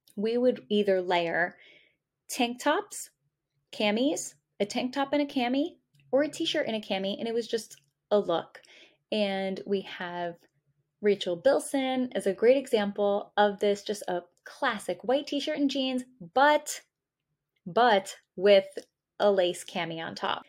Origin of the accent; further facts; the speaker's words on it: New England, United States; I'm from New England